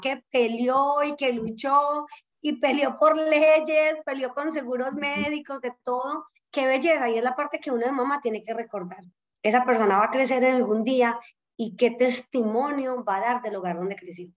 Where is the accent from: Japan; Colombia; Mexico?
Colombia; accent: Colombian; moved away as an adult; now in United States; yo crecí en Colombia